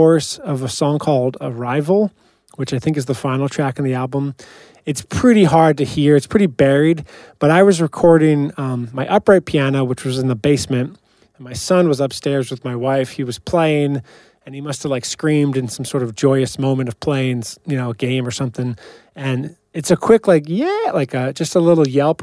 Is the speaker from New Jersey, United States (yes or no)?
yes; Ramsey, New Jersey, United States; raised, you know, me and my brother in Ramsey